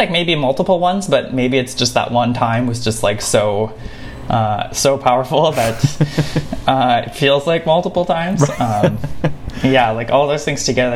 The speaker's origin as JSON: {"language": "English", "town": "Saskatoon", "region": "Saskatchewan", "country": "Canada", "tie": "born or raised there", "moved": "yes", "lives_now": "Montreal, Canada", "said": "I grew up in the prairies, in the Canadian prairies, in like a small city, and you know, sort of going back, like my experience of flying has been going between Montreal and my hometown of Saskatoon"}